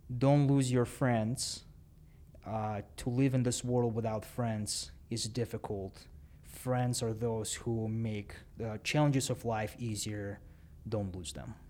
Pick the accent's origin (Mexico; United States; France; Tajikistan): Tajikistan; Dushanbe; first language Russian; English is a second language; moved away; I was born and raised in Dushanbe, Tajikistan